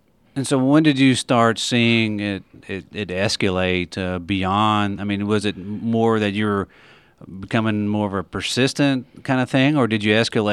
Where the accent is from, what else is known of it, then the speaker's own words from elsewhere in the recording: Owensboro, Kentucky, United States; I grew up on McFarland Avenue.